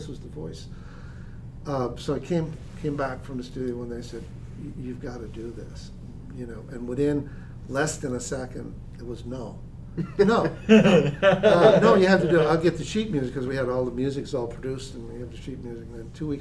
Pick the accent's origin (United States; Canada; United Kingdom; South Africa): Canada; Newfoundland and Labrador; moved away; I'm originally from Newfoundland